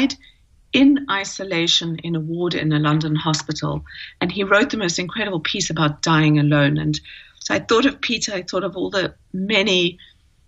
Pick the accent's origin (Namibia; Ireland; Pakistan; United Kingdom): Namibia; moved away; also born or lived in Cape Town, South Africa / New York, United States; I grew up in Namibia